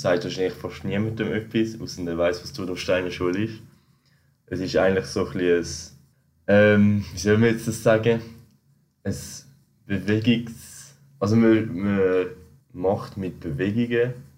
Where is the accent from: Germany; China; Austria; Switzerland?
Switzerland; als Schweizer sind wir